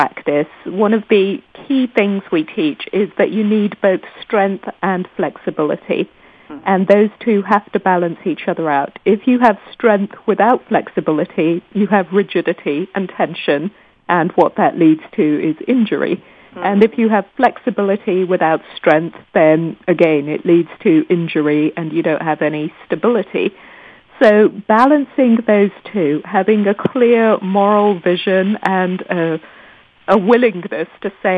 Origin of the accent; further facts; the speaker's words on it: Nairobi, Kenya; moved away as an adult; also born or lived in London, United Kingdom / United States; I was born and raised in Nairobi, Kenya